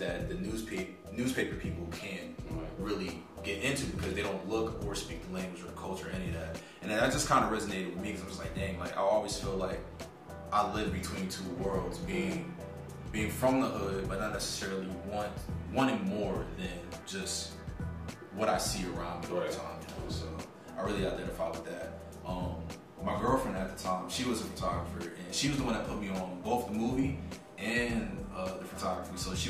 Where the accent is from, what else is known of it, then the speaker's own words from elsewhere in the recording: Paterson, New Jersey, United States; also born or lived in Fayetteville / Virginia Beach / Norfolk; Originally, I'm from Paterson, New Jersey, and was born and raised. I've bounced around a lot, just moving up and down the East Coast